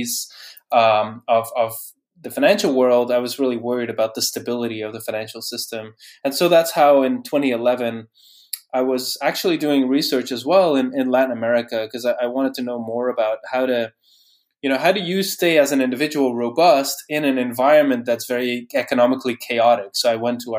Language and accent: English; Bruges, Flanders, Belgium; moved away as an adult; also born or lived in Norway / Netherlands; I grew up in Bruges in Belgium.